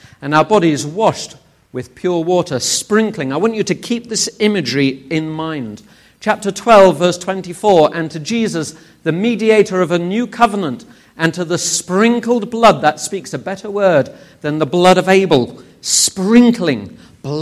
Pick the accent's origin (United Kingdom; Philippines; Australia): United Kingdom; England; I'm from England